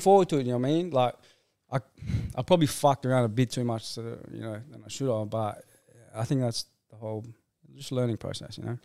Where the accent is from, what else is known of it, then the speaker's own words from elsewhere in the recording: Rockingham, Western Australia, Australia; I'm from Rockingham.